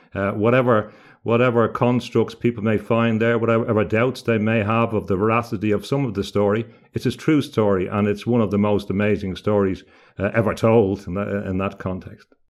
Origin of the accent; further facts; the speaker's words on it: Ireland; now in Gothenburg, Sweden; growing up in Ireland, a lot of the school kids talking about Joan of Arc